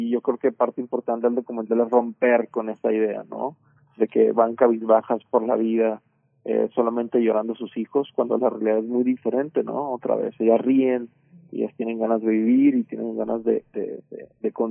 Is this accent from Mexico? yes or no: yes; Culiacán, Sinaloa, Mexico; posicionando ciertos temas que me preocupan como mexicano, como sinaloense, como culiacanense